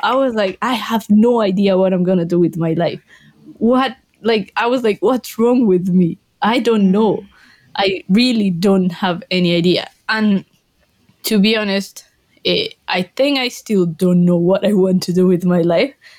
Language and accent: English; Colombia; English is a second language; moved away as an adult; also born or lived in Glasgow, United Kingdom; now in Cheltenham, United Kingdom; I'm from Colombia, same I had to learn English